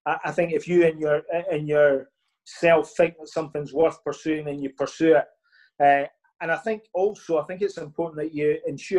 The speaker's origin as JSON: {"language": "English", "town": "Larbert", "region": "Scotland", "country": "United Kingdom", "tie": "born or raised there", "said": "My hometown is Larbert, which is just next to Stennismuir."}